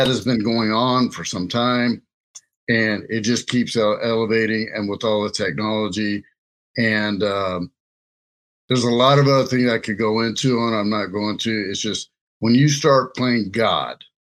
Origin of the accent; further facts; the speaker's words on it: Louisiana, United States; now in Lincoln, Nebraska, United States; I grew up in Louisiana